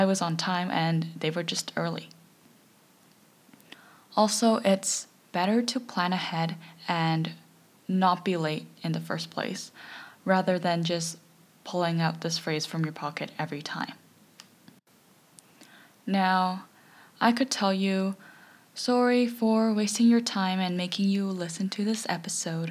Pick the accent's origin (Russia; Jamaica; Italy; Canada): Canada; As a Canadian myself